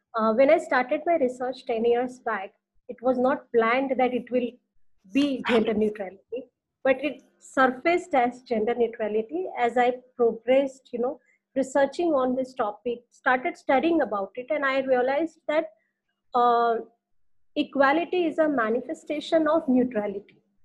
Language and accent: English; India; we are from India